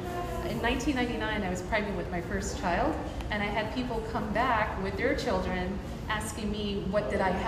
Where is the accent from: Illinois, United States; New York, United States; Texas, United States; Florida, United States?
New York, United States; New York City; Yeah, first American generation, born and bred here.